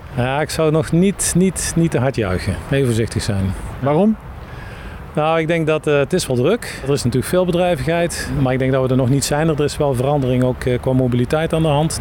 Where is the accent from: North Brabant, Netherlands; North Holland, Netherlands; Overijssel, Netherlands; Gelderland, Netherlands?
North Brabant, Netherlands; Ik ben Brabander